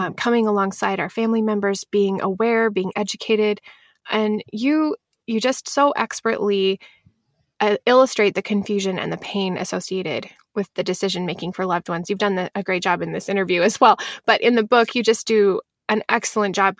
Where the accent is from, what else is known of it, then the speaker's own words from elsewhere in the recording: Pacific Northwest, United States; I'm from the Pacific Northwest